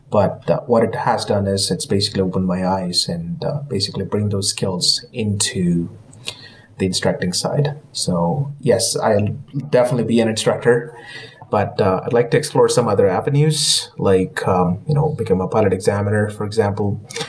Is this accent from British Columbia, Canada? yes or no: yes; Kamloops, British Columbia, Canada; Kamloops, BC, it was kind of the place where I, you know, if you want to call it, that is kind of my hometown growing up in Canada.